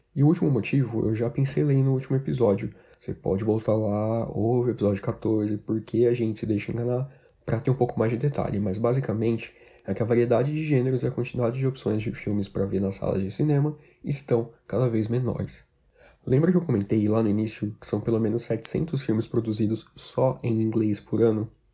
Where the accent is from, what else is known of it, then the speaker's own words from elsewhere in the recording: Brazil; principalmente aqui no Brasil